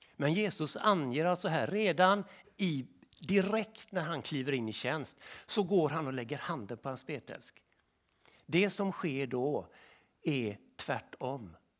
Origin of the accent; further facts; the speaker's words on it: Sweden; vi svenskar